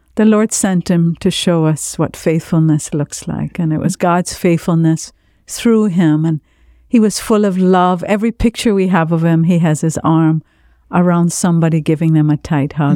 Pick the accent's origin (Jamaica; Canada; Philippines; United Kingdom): Jamaica; now in South Florida, United States; I grew up in Jamaica in a very large Lebanese family.